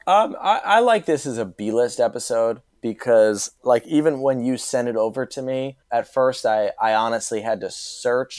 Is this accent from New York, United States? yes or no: yes; Mamaroneck, New York, United States; moved away; I'm a Marinick High School grad